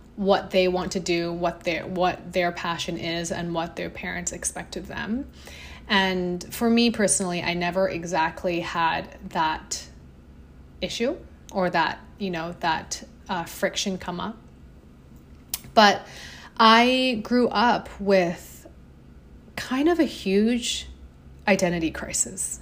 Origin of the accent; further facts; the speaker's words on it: Hong Kong; I grew up in Hong Kong